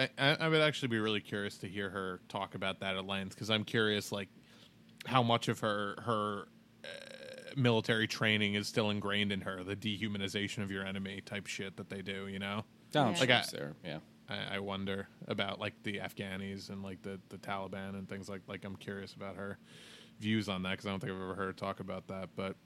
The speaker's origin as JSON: {"language": "English", "region": "New York", "country": "United States", "said": "as a New Yorker"}